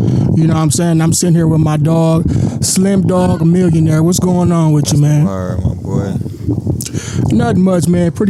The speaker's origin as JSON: {"language": "English", "town": "Milwaukee", "region": "Wisconsin", "country": "United States", "tie": "born or raised there", "said": "growing up in our conditions we grew up in Milwaukee, bro. It's like, a lot of people don't know, bro, like Milwaukee is one of the poorest cities"}